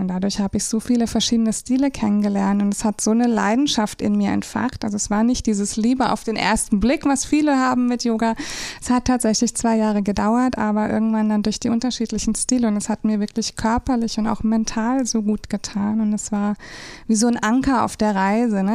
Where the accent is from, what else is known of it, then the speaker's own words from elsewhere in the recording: Rhine-Main area, Germany; moved away as an adult; now in St. Peter-Ording, Germany; ich komme ursprünglich aus dem Rhein-Main-Gebiet und bin seit 2013 jetzt hier oben in St. Peter-Ording.